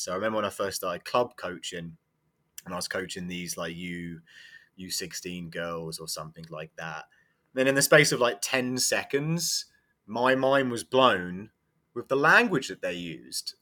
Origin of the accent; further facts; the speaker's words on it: England, United Kingdom; moved away as an adult; also born or lived in Iowa; now in United States; I'm from England, and I do believe that I got my first coaching job purely because I, I was English